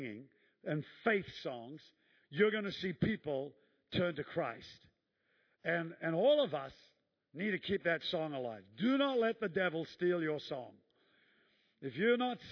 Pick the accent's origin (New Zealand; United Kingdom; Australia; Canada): New Zealand; moved away; I'm a Kiwi